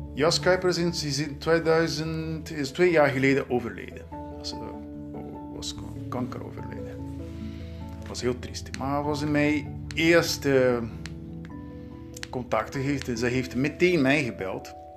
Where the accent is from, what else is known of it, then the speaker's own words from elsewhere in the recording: Southeast, Brazil; Dutch is a second language; moved away as an adult; now in Netherlands; ik ben in Brazilië geboren